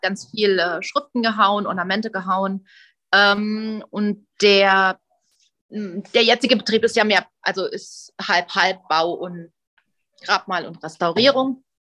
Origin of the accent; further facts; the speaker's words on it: Saarland, Germany; ich bin ja aus dem Saarland